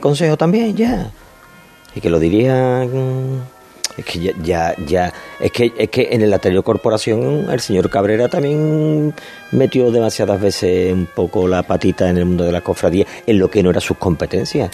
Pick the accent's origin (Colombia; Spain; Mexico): Spain; Seville, Andalusia; los sevillanos más o menos mm, queremos